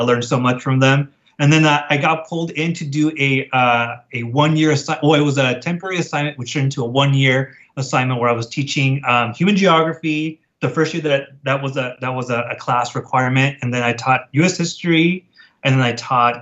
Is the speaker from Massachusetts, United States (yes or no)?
no; National City, California, United States; I grew up in National City